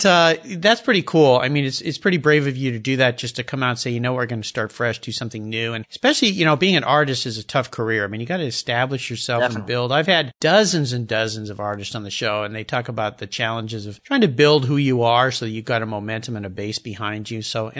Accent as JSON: {"language": "English", "region": "Southern California", "country": "United States", "tie": "born or raised there", "moved": "yes", "said": "I grew up in Southern California, where you are now."}